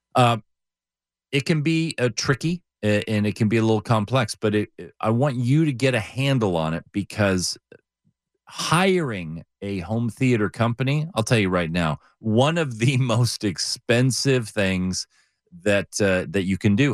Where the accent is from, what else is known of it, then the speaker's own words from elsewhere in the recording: Southern California, United States; I grew up in Southern California